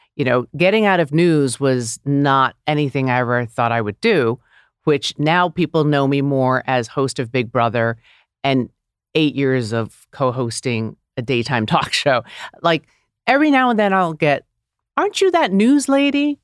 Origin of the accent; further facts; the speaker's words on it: New York City, New York, United States; moved away as an adult; also born or lived in Los Angeles; growing up in New York City